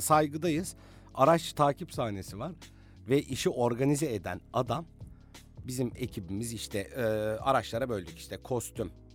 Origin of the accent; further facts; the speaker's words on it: Bursa, Turkey; Bir Bursalı olarak